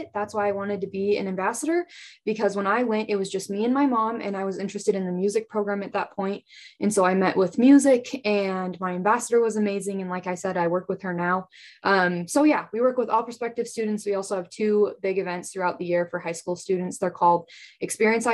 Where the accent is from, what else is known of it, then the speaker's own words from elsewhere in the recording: Nyssa, Oregon, United States; moved away as an adult; now in Pocatello, United States; I'm from Nissa, Oregon. It's a small town about like an hour from Boise. So just right on the Oregon-Idaho border.